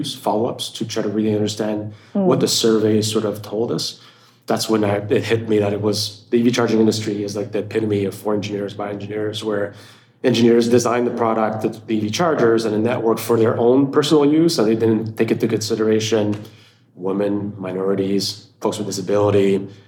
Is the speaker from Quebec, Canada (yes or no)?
yes; Montreal, Quebec, Canada; now in Austin, United States; I'm originally from Montreal, Canada. So worked out, even though I'm based out of Austin, Texas